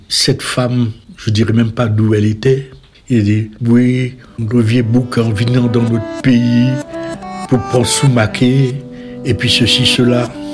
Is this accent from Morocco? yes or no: no; Cayenne, French Guiana; now in France; J'étais de Cayenne